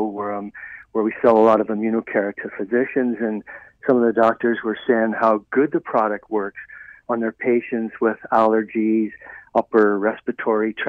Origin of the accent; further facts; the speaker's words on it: Ireland; moved away; I was raised in Ireland